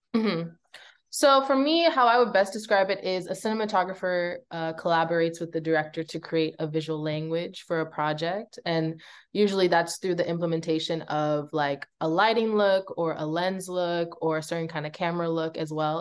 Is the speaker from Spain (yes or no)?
no; Belize; now in United States; I grew up in Belize for a big part of my life, and I ended up coming to America to pursue a better education